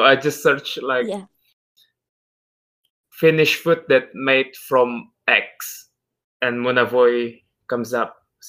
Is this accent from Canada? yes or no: no; Indonesia; English is a second language; I'm from Indonesia. I don't know if Indonesia is considered a third world country or not, but we are a huge country with a huge culture.